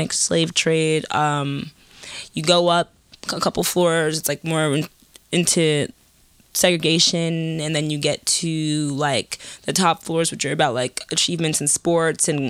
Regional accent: New York City, New York, United States; I'm born and raised in Harlem.

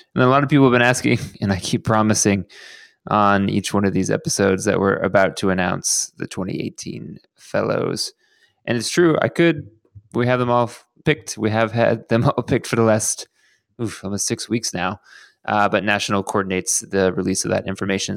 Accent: Houston, Texas, United States; now in Los Angeles, United States; my hometown of Houston, Texas

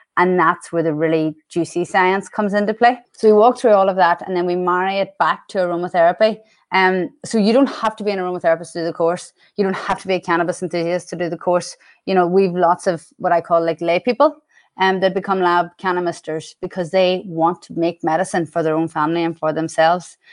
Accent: Ireland; accent: Irish; moved away; I'm Irish, and the accent has never—it's mellowed over the years, but it's never going anywhere

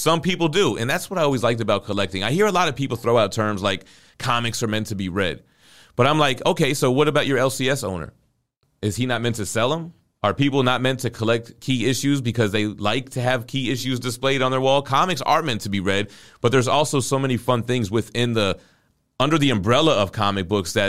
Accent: Florida, United States; I'm from South Florida, and Trick Daddy's got a song called Nan

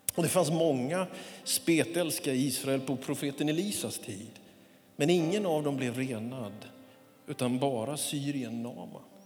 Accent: Småland highlands, Jönköping County, Sweden; now in Västerås, Sweden; Det var en liten by där jag växte upp

